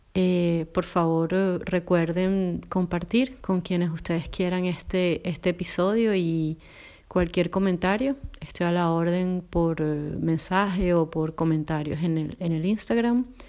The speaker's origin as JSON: {"language": "Spanish", "country": "Venezuela", "moved": "as an adult", "lives_now": "Poland", "said": "me mudó de Venezuela para Polonia"}